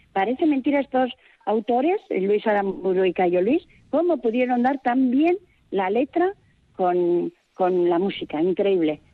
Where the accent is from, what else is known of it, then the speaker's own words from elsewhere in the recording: Sarria, Basque Country, Spain; una vecina más del pueblo de Sarria